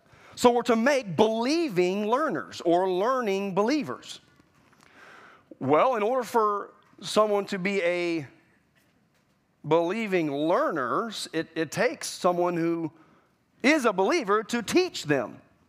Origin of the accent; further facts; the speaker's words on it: Florida, United States; You know, I was raised in Florida. I was raised in the culture of religion.